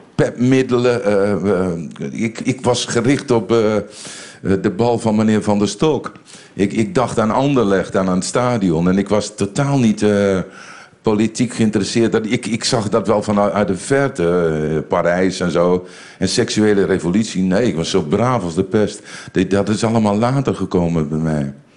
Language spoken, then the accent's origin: Dutch; Winschoten, Groningen, Netherlands; moved away as an adult; also born or lived in Bellingwolde, Netherlands / Brussels, Belgium; ik kom uit de Engelstilstraat in Winschoten